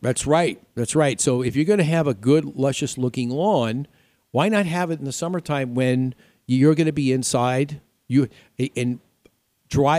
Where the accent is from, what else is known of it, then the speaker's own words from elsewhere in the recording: New York, United States; accent: New York; moved away as an adult; now in Arizona, United States; some people still say I still have a little bit of New York left in me, which I probably